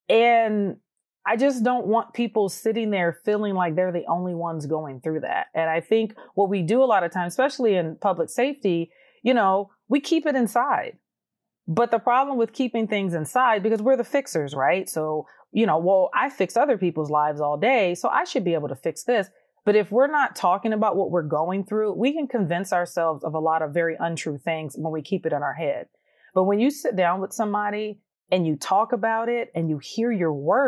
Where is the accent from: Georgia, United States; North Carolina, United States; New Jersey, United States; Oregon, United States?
Georgia, United States; oh my goodness, you're from Georgia. I'm from Georgia too.